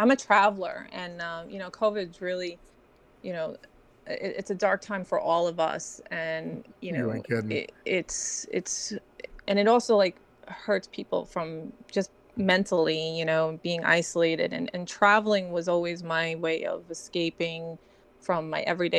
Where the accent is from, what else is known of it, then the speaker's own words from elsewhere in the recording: Brooklyn, New York, United States; Well, I grew up in Brooklyn. I survived Brooklyn growing up as a kid by using my artwork